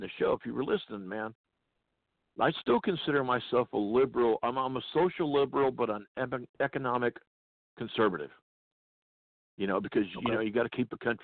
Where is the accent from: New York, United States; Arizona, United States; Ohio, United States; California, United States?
California, United States; I was born and raised in California. I'm a Cali guy, you know, and my home state has turned into a festering sewer.